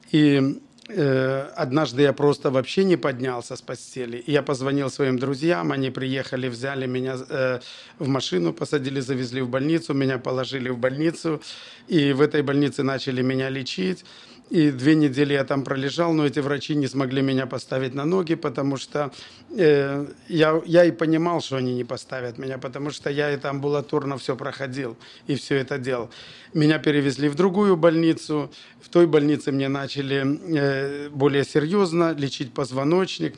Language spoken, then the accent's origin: Russian; Bobruisk, Mogilev Region, Belarus; also born or lived in Kazakhstan / Kyrgyzstan; с четвёртого по десятый класс я учился в Бобруйске и, в принципе, там закончил школу